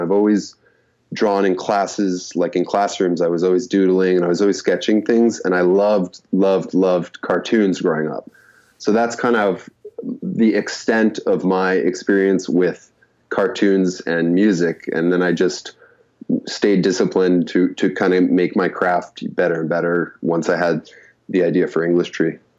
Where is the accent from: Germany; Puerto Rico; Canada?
Canada; moved away as an adult; also born or lived in Korea; growing up in Canada because we have to learn French